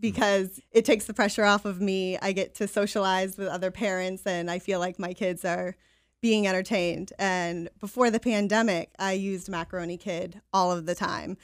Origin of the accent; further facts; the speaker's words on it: Gray, Maine, United States; also born or lived in Portland, Maine; now in Biddeford, United States; I grew up in Gray, so lifelong Maine resident